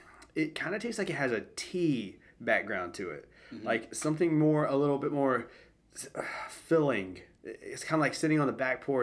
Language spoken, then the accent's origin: English; Greenville, South Carolina, United States; the great state of South Carolina, but more specifically, my hometown of Greenville.